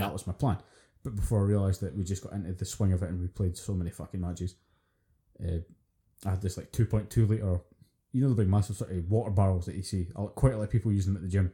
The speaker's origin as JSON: {"language": "English", "region": "Scotland", "country": "United Kingdom", "said": "being Scottish"}